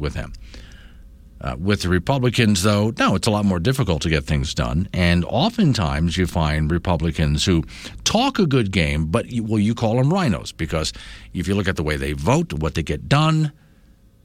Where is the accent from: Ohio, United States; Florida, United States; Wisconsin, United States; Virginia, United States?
Florida, United States; moved away; growing up in Florida, citrus. There's orange groves around me